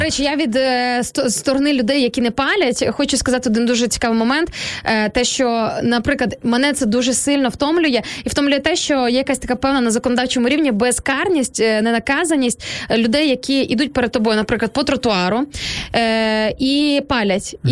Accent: Sarny, Rivne Oblast, Ukraine; moved away; з мого рідного міста Сарн

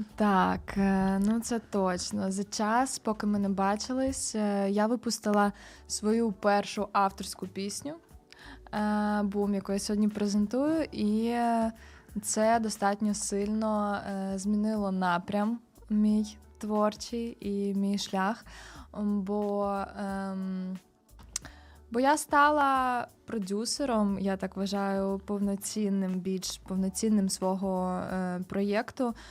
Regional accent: Kyiv, Ukraine; я народилась, виросла ну, на Позняках. Ага. От, але ну Ки- Київ це моє рідне місто.

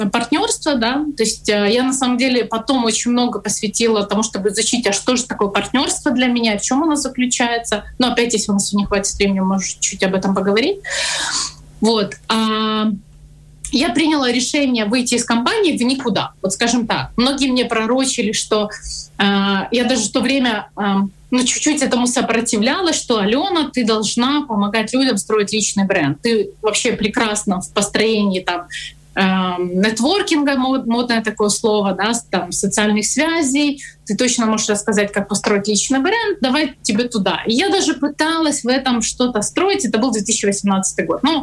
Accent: Kyiv, Ukraine; поехала, поработала в Харьков в IT-компании, хотя я сама родом из Киева, и у меня ребенок, как ты правильно говоришь, остался с бабушкой и папой в Киеве

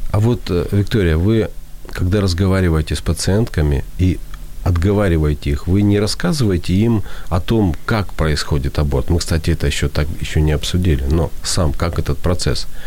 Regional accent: Ukraine; Russian is a second language; я украинец, с украинского перевожу

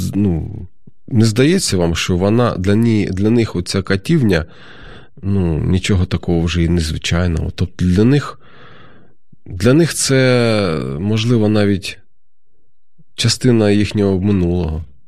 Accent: Kharkiv, Kharkiv Oblast, Ukraine; Я сам звідти, я з Харкова родом

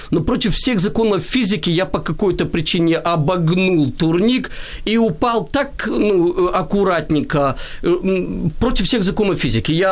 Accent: Kyiv, Ukraine; я киевлянин э, урожденный, и, и и интересно, мое ведь все детство и юношество, оно прошло в спорте.

